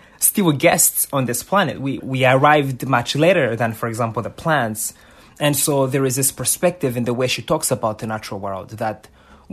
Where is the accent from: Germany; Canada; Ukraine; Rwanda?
Rwanda; now in United States; the country that I had just moved to, the U.S. You know, I was born in Rwanda